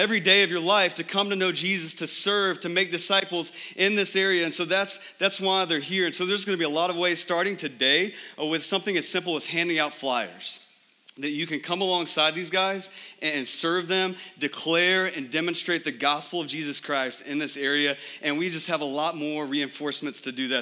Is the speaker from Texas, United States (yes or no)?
yes; Texas, United States; now in Phoenix, United States; I'm from Texas